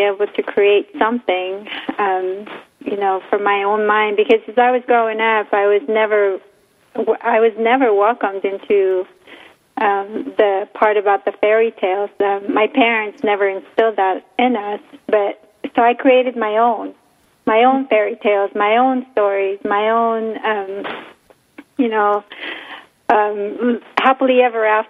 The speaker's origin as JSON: {"language": "English", "country": "Philippines", "tie": "born or raised there", "moved": "yes", "lives_now": "United States", "said": "growing up in the Philippines"}